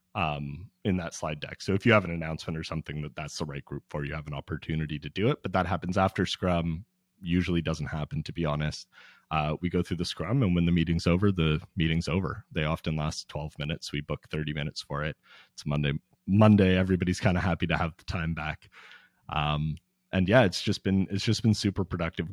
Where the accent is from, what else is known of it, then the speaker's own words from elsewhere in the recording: Toronto, Ontario, Canada; I'm from Toronto, where y, there's no swimming for most of the, most of the winter